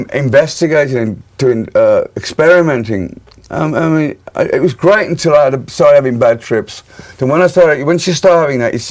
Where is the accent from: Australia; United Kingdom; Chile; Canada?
United Kingdom; Birmingham, West Midlands; my hometown, Birmingham